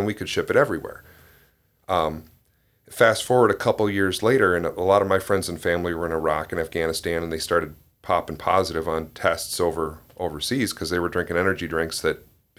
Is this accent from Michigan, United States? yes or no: yes; Ludington, Michigan, United States; Yeah, I grew up in Ludington.